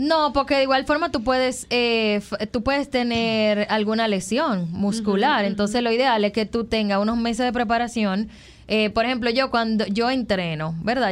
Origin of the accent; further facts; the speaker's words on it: Dominican Republic; como creadora de contenidos de viaje y como dominicana